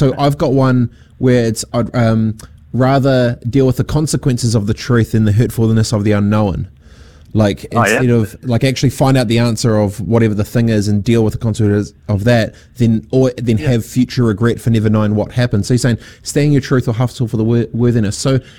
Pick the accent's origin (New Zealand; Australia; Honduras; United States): New Zealand; Dargaville, Northland; also born or lived in Fiji / Christchurch; growing up on a farm in Dargaville, no one asks you, no one cares. Growing up in Fiji, no one asks you, no one cares. Growing up in Aranui Christchurch, no one cares.